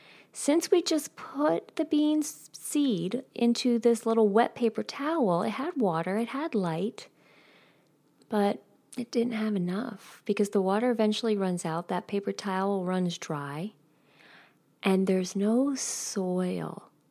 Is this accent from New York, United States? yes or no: yes; New York, United States; I grew up 9 miles out of New York City. I don't know if many of you know that, but I grew up right outside of New York City.